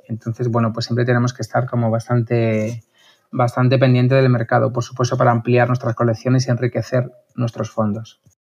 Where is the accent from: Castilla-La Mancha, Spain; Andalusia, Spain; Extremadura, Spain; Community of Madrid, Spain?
Community of Madrid, Spain; Madrid; also born or lived in Toledo; soy de Madrid